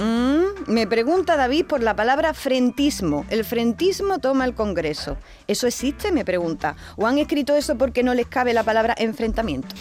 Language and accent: Spanish; Andalusia, Spain; en mi pueblo por lo menos decimos